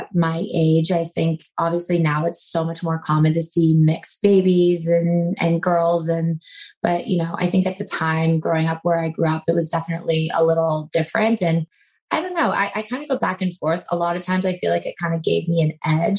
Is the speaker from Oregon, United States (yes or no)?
no; Manhattan Beach, California, United States; So I grew up in Manhattan Beach, which is a little beach town. It's technically called the South Bay. It's just south of Los Angeles